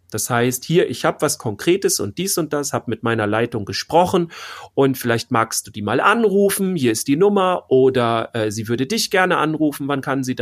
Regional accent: Bavaria, Germany; aber wir sind ja aus Bayern. So, und wenn ich dann drei Sachen habe in Bayern, ja, dann fahre ich da halt eine Woche runter.

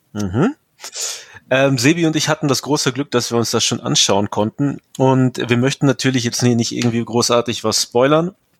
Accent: Ostwestfalen-Lippe, North Rhine-Westphalia, Germany; Aber Ostwestfalen-Lippe ist ja meine Heimat

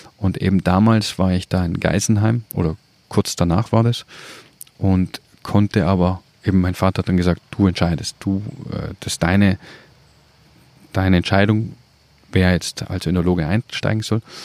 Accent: South Tyrol, Trentino-Alto Adige, Italy; bin aus Südtirol

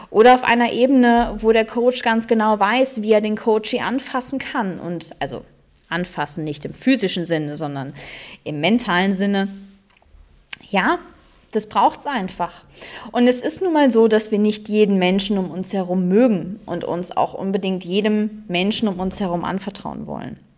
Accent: Cologne, North Rhine-Westphalia, Germany; now in Black Forest, Germany; Ich komme gebürtig aus Köln, wohne jetzt seit vier Jahren im wundervollen Schwarzwald

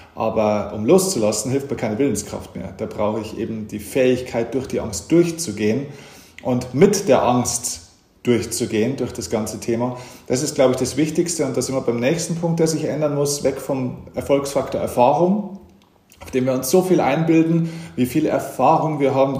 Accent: Lower Bavaria, Germany; now in Munich, Germany; ich bin auch tatsächlich in Niederbayern geboren

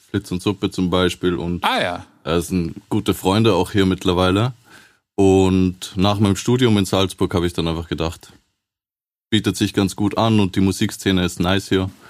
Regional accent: Belgium; accent: Flemish; German is a second language; moved away; also born or lived in Liège; Ähm, ich komme eigentlich äh, ursprünglich aus Belgien, das heißt mit dem Akzent könnte man das vielleicht auch flämisch nennen, äh, was man da hört, wenn ich Deutsch rede.

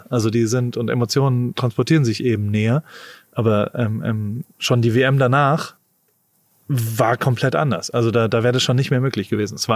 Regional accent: United States; ich komme da aus Amerika und denk halt nur nachfrageorientiert

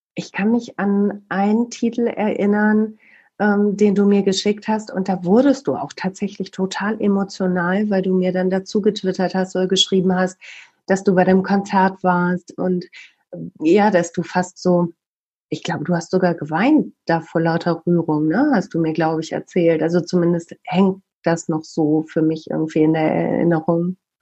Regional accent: Bielefeld, North Rhine-Westphalia, Germany

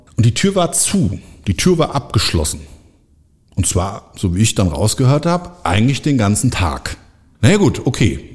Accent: Frankfurt am Main, Hesse, Germany; born or raised there

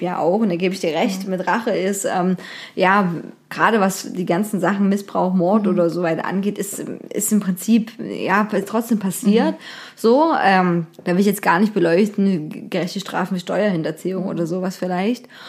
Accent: Germany; also born or lived in Dresden; bei uns in Deutschland

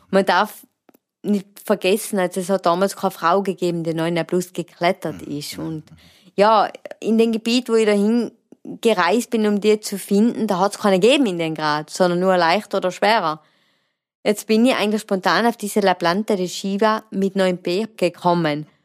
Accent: Imst, Tyrol, Austria; ich komme aus der Region Imst und betreibe das Klettern mit Leidenschaft.

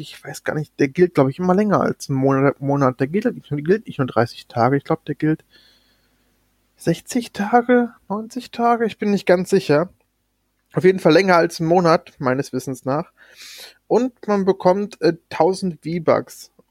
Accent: Germany; Bei uns in Deutschland

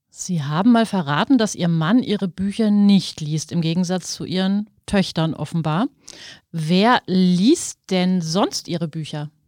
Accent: Germany; Also ich komme ja auch aus Deutschland

